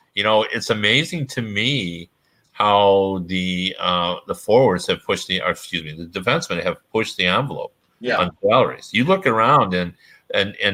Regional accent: Toronto, Ontario, Canada; I grew up watching in Toronto.

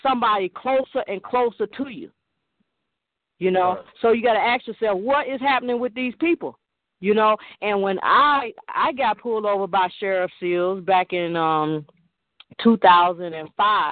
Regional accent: Chicago, Illinois, United States; moved away; also born or lived in Eatonton, Georgia; I'm from Chicago

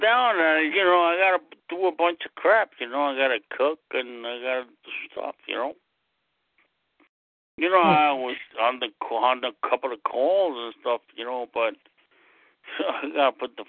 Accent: United States; I'm an American.

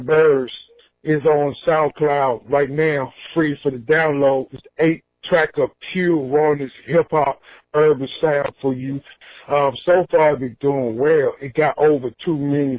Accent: Washington, District of Columbia, United States; I'm originally from Washington, D.C., so I grew up in go-go music

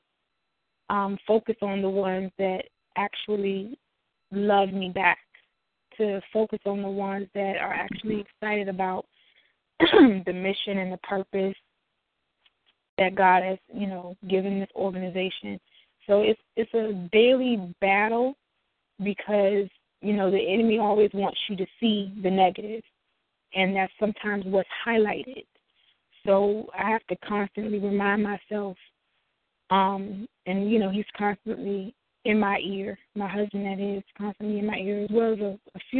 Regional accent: Chicago, Illinois, United States; I'm from Chicago

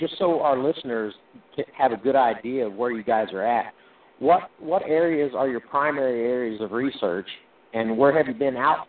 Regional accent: Little Rock, Arkansas, United States; I was born in Little Rock, Arkansas

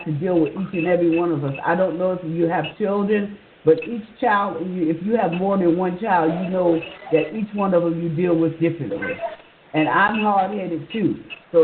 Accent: New York City, New York, United States; now in Georgia, United States; I'm a New Yorker, born and bred in New York City. And I always say, I'm a Harlem girl

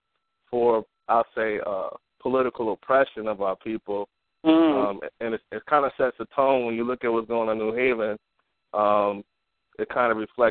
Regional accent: New Haven, Connecticut, United States; moved away; I'm from New Haven

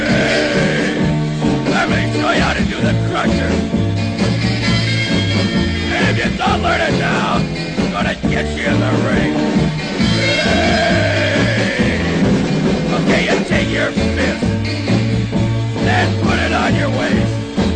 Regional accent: New York City, New York, United States; now in Orlando, United States; I come from New York City. Sure, you couldn't tell by my accent.

